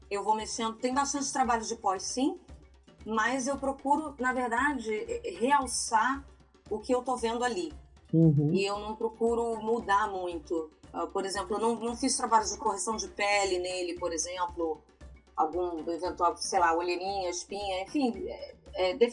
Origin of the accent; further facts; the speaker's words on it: Rio de Janeiro, Brazil; moved away as an adult; now in Amsterdam, Netherlands; Sou do Rio de Janeiro.